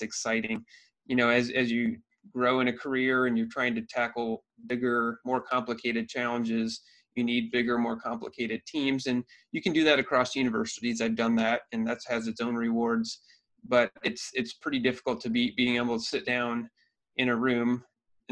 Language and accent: English; Iowa, United States; moved away as an adult; now in Michigan, United States; I grew up in Iowa.